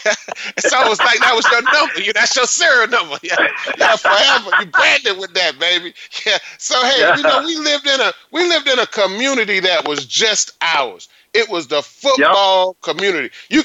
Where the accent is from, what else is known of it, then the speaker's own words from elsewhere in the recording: northeast coast of Florida, United States; I'm from the northeast coast of Florida, but I spent a lot of time in St. Petersburg.